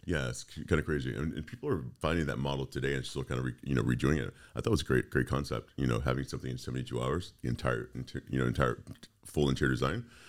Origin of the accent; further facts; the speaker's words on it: Texas, United States; moved away as an adult; also born or lived in Fort Lauderdale / Orlando; I grew up in Texas